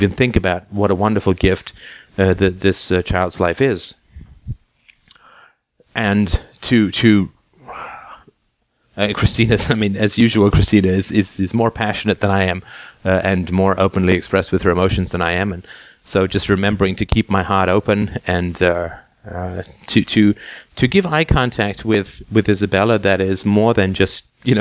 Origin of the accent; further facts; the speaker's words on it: England, United Kingdom; growing up in England